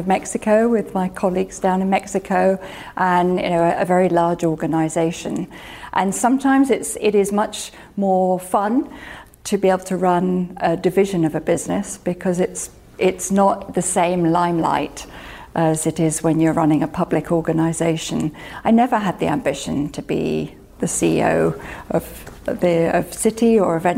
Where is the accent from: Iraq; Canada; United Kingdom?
United Kingdom; I'm a Brit